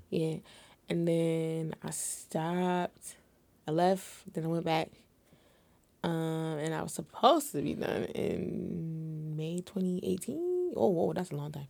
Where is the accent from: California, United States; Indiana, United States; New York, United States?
New York, United States; Syracuse; I'm located in the Syracuse area, you know, upstate New York, Central